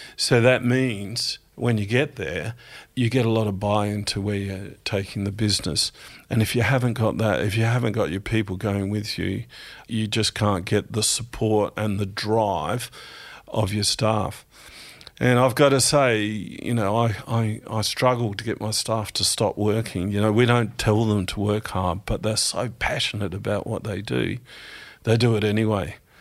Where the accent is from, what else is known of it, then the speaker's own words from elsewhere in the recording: Strathalbyn, South Australia, Australia; also born or lived in Adelaide; I grew up in South Australia, in country South Australia, in Strathalbyn.